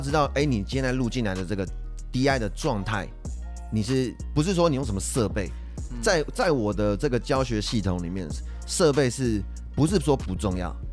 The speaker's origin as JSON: {"language": "Chinese", "country": "Taiwan", "said": "我们台湾人"}